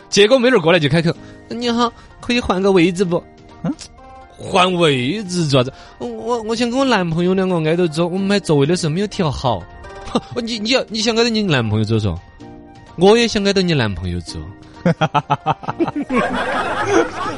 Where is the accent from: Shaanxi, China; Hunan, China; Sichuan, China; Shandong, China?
Sichuan, China; 我们四川本地的黄瓜呢